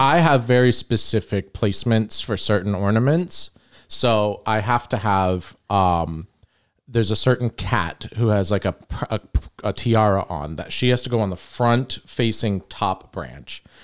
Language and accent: English; St. Petersburg, Florida, United States; we grew up in Old Northeast